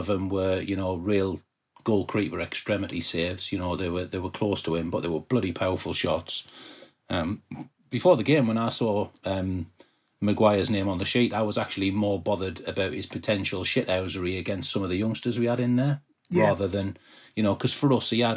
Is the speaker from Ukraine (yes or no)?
no; Peterborough, East of England, United Kingdom; I'm from Peterborough